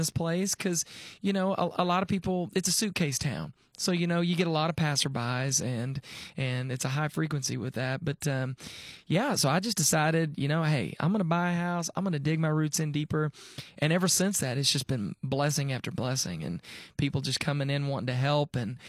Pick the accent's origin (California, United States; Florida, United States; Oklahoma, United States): Oklahoma, United States; moved away; also born or lived in Texas; Originally born and raised in Oklahoma.